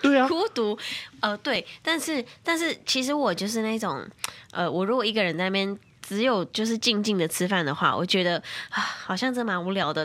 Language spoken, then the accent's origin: Chinese; Tainan, Taiwan; 我是台南人